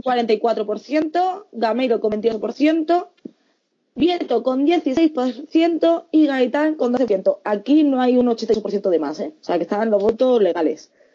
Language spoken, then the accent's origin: Spanish; Fuenlabrada, Community of Madrid, Spain